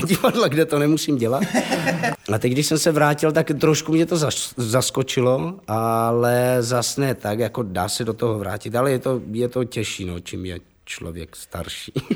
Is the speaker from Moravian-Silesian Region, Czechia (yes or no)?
yes; Havířov, Moravian-Silesian Region, Czechia; já jsem narozen v Havířově, babička byla Polka a to je jedno, takže jako já jsem nějak jako po našemu a polsky jako rozuměl